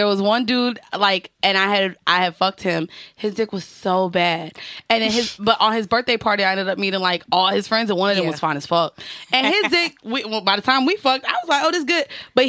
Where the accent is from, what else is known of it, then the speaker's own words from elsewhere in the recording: Orlando, Florida, United States; also born or lived in Atlanta; now in New York, United States; I'm from Orlando. Also lived in Atlanta.